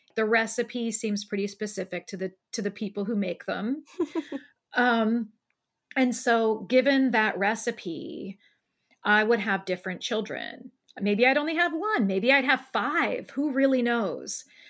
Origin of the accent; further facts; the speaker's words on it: Columbus, Ohio, United States; living here where I live now in Columbus, Ohio, in my hometown.